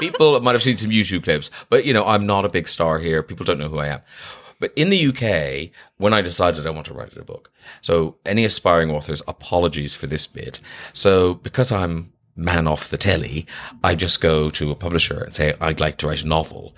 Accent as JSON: {"language": "English", "country": "Ireland", "tie": "born or raised there", "moved": "yes", "lives_now": "London, United Kingdom", "said": "that was my kind of experience growing up in Ireland, was I was a bit of an outsider"}